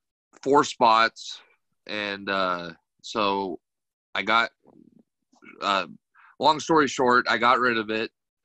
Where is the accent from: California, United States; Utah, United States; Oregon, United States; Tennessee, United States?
Oregon, United States; St. Helens; I grew up in St. Helens, Oregon.